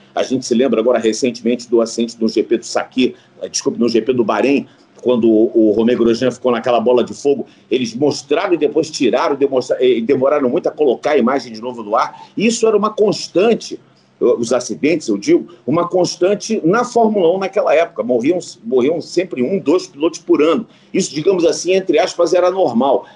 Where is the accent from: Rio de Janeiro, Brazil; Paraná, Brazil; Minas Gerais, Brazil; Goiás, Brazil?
Rio de Janeiro, Brazil; eu sou de Copacabana, no Rio de Janeiro